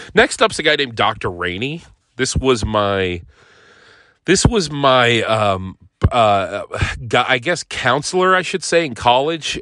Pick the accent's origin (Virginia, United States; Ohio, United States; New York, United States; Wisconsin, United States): Ohio, United States; Northeast; I grew up in Northeast Ohio